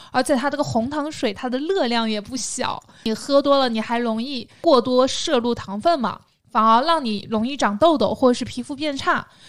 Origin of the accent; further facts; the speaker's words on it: southern China, China; accent: southern; 但事实上我的口音还是很难放的，偶尔会产生一些塑料普通话